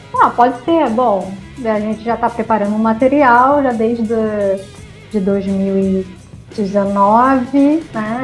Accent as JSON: {"language": "Portuguese", "region": "Rio de Janeiro", "country": "Brazil", "said": "nós somos cariocas"}